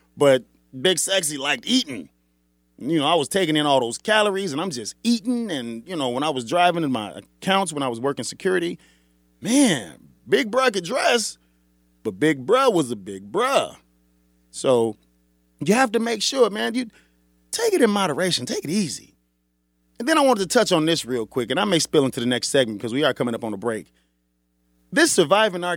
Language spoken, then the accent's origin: English; Chicago, Illinois, United States; Born and bred on the South Side of Chicago